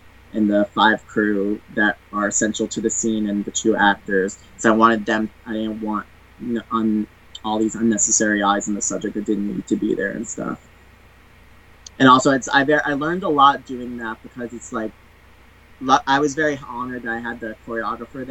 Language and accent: English; United States; I'm American